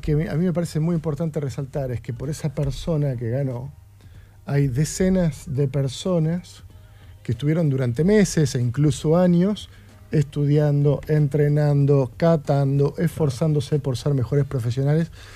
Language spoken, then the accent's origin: Spanish; Argentina; como, país, como Asociación Argentina de Sommeliers